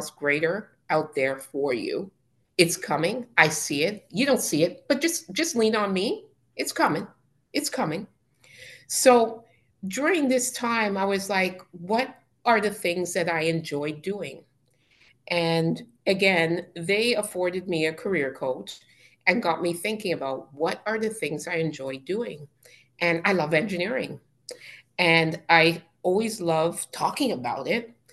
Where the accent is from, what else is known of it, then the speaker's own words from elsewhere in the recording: Canada; accent: Canadian; I'm Canadian